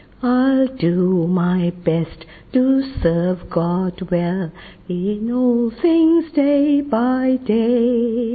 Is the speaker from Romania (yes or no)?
no; London, United Kingdom; I'm from London.